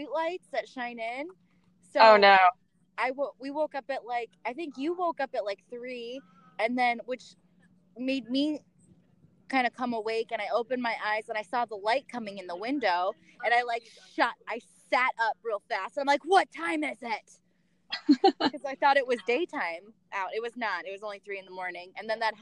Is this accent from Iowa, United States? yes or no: yes; Iowa, United States; I'm from Iowa